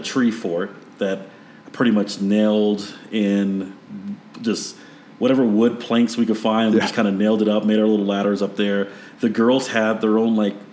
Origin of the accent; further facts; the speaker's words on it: Maryland, United States; moved away; Growing up in Maryland